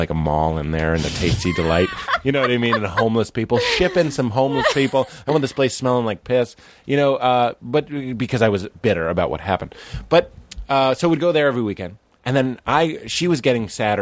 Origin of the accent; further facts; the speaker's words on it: Lexington, Massachusetts, United States; moved away; also born or lived in Sleepy Hollow; I grew up in Lexington, 02173